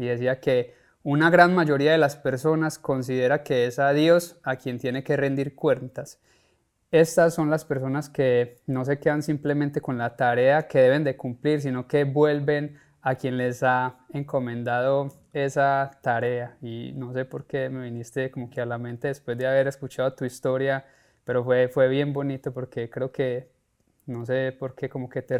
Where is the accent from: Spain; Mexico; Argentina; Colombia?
Colombia; soy colombiano, crecí, como lo dije, viendo padres e hijos por muchísimos años